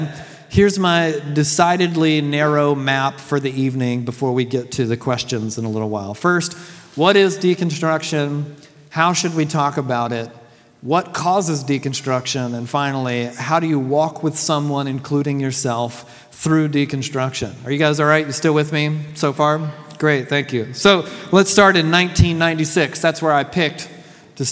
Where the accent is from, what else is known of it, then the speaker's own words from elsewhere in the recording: Deep South, United States; I was raised in the Deep South during the 80s and 90s